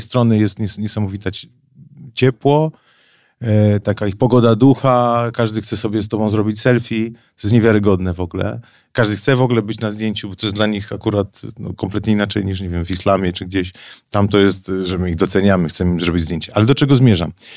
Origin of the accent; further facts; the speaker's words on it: Gliwice, Silesian Voivodeship, Poland; moved away as an adult; now in Warsaw, Poland; urodziłem się w Gliwicach, wychowałem się, czuję się Ślązakiem.